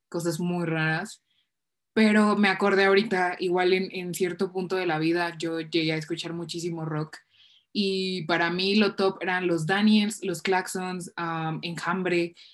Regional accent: Mexico; uno aquí siendo un mexicano muy malo que no sabe de sus bandas, pero es que es eso, les digo, eh, en México es muy raro

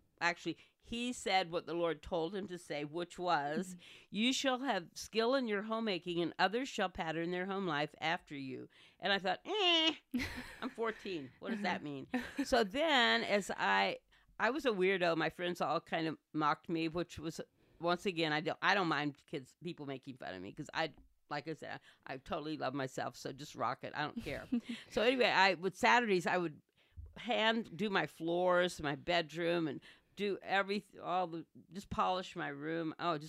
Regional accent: Portsmouth, Virginia, United States; born there; so I was born in Portsmouth, Virginia

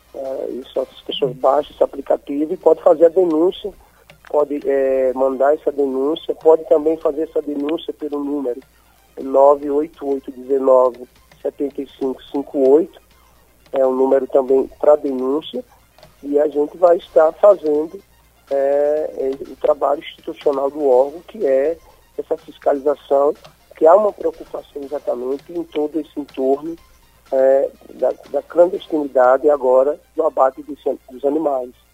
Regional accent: Aracaju, Sergipe, Brazil; Nós que somos aqui de Aracaju, eu moro aqui em Aracaju

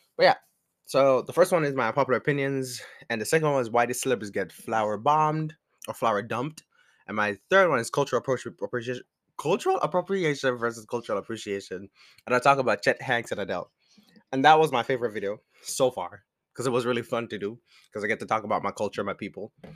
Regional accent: Jamaica; moved away as an adult; now in United States; I am Jamaican, and I came to, um, I came to America, like, five years ago

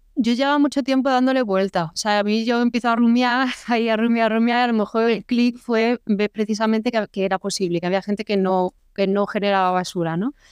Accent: Córdoba, Andalusia, Spain; moved away; also born or lived in Madrid; yo soy de Córdoba

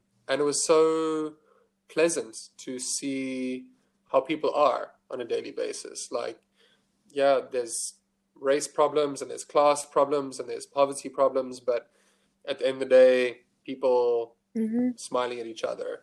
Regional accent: Johannesburg, Gauteng, South Africa; moved away as an adult; now in Cape Town, South Africa; I'm from Johannesburg

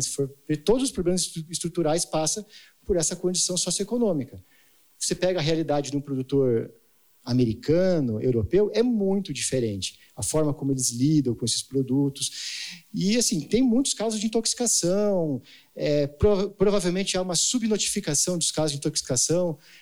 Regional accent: Jaguariúna, São Paulo, Brazil; eu sou de Jaguariúna, né? Campinas

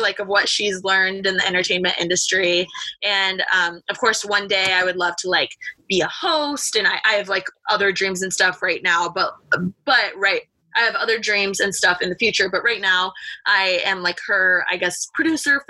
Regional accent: Bloomington, Indiana, United States; moved away as an adult; now in Los Angeles, United States; I'm from Bloomington, Indiana, born and raised a Midwest girl, moved to LA to go to the fashion school

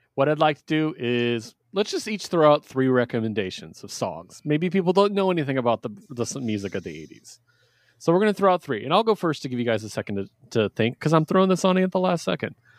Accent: West Coast, United States; I'm from the West Coast

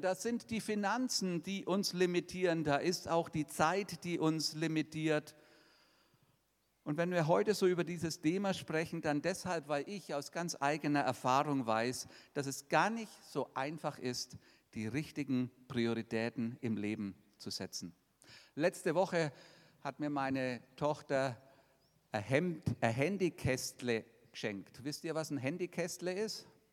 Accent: 50 km from Nuremberg, Bavaria, Germany; das ist von meinem Heimatort nur 50 Kilometer weg

